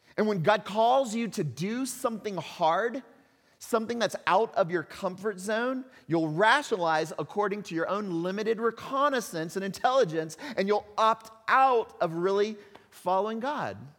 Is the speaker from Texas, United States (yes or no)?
yes; Texas, United States; accent: hick; moved away; I'm a Texas, a Texan kid, right? I'm from Texas, and even if you don't know that, you can probably detect a little bit of hick in the voice every once in a while.